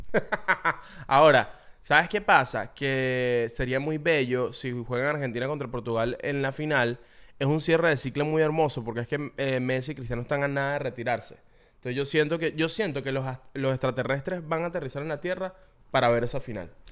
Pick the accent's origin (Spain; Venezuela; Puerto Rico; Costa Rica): Venezuela; uno creció con eso